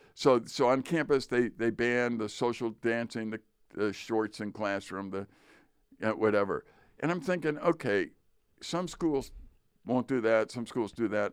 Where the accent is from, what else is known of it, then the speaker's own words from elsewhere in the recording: Chicago, Illinois, United States; I grew up in Chicago, as did you. I grew up in the Polish area of Chicago.